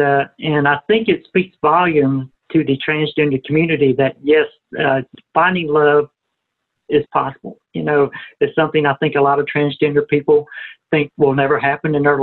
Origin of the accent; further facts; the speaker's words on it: Atlanta, Georgia, United States; moved away as an adult; now in Arkansas, United States; I grew up and lived in Atlanta, Georgia my whole life